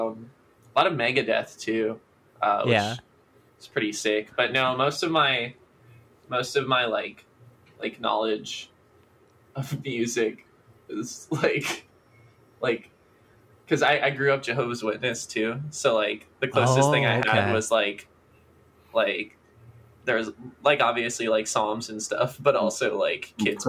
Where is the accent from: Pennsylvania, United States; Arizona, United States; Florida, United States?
Florida, United States; Stuart; Well, I come from a place called Stewart. Which is in Southeast Florida